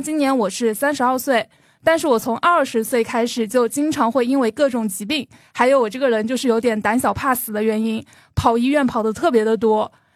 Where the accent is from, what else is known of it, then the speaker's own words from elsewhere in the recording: Jiangxi, China; now in Shanghai, China; 我是生活在上海的江西人，所以之前有人会吐槽我的普通话不好，我在努力的学我的普通话了。